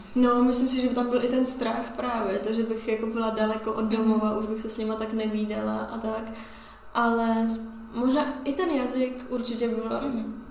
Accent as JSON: {"language": "Czech", "country": "Czechia", "said": "jsem z České republiky"}